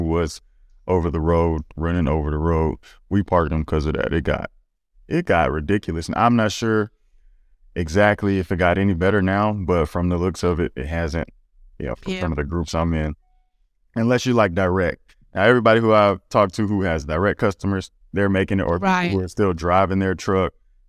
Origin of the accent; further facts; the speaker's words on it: Gainesville, Louisiana, United States; I'm from Gainesville, Louisiana, and I'm pretty sure we don't have that out there.